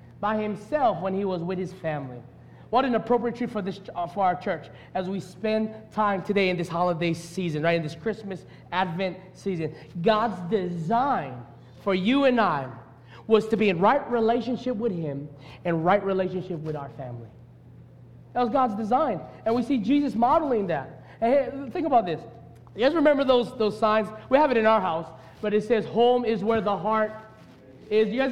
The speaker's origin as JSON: {"language": "English", "region": "Hawaii", "country": "United States", "also_born_or_lived": "Las Vegas / Tennessee", "said": "I love being a Hawaiian"}